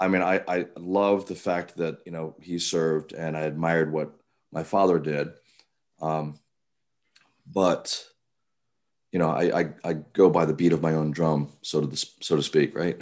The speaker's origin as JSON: {"language": "English", "town": "Cambridge", "region": "Maryland", "country": "United States", "tie": "born or raised there", "moved": "yes", "lives_now": "Baltimore, United States", "said": "I grew up on the Eastern Shore, um, Cambridge, Maryland"}